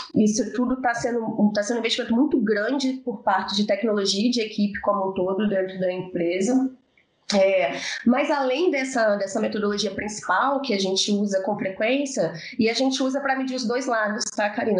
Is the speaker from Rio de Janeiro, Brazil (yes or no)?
yes; Rio de Janeiro, Brazil; also born or lived in São Paulo; now in Belo Horizonte, Brazil; sou carioca, morei 10 anos em São Paulo e moro em Belo Horizonte há 4